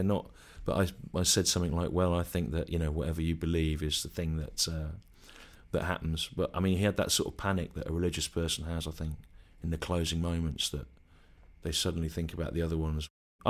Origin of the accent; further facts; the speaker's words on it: Bristol, South West England, United Kingdom; I come from Bristol, and I'm really annoyed about Brexit, right?